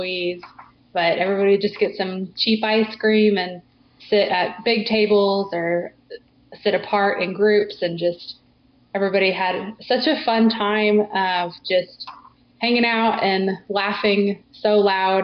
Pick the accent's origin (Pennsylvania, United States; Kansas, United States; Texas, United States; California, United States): Texas, United States; moved away as an adult; also born or lived in Oklahoma / Missouri; now in Alabama, United States; I grew up in Texas